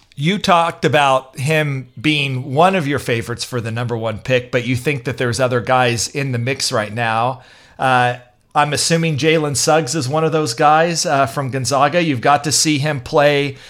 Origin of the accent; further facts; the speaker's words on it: Raytown, Missouri, United States; also born or lived in Lee's Summit, Missouri; I was actually from Raytown, which is right next, right next door.